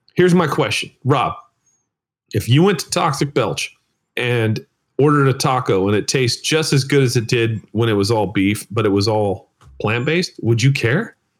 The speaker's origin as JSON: {"language": "English", "country": "United States", "said": "I'm American."}